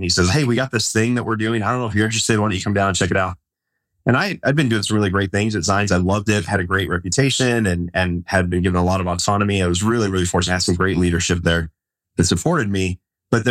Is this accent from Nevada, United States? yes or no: yes; Las Vegas, Nevada, United States; So I grew up in Las Vegas, and I grew up right near the Air Force base